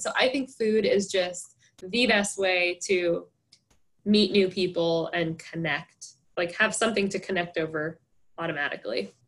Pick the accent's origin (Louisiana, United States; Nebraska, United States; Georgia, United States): Nebraska, United States; Henderson; moved away as an adult; I was born and raised here, so I'm from Henderson, but my family is not from here